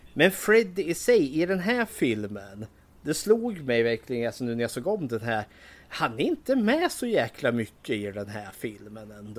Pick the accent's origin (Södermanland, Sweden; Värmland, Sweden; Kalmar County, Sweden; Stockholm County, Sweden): Södermanland, Sweden; Eskilstuna; Och för det var ju precis där jag bodde, Borsökna som det heter. Där växte jag upp jättelugnt, skönt och trevligt